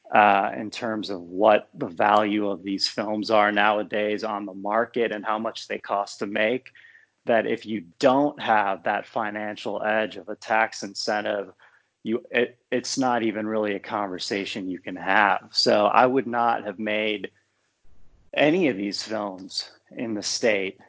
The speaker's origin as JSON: {"language": "English", "region": "Ohio", "country": "United States", "tie": "born or raised there"}